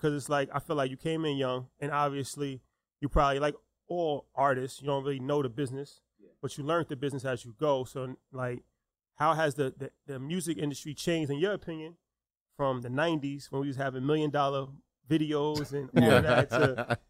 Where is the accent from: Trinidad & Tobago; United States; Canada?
United States; New York; coming from Westchester, 914, of course, one of our major influences is none other than …. That's like we grew up on ….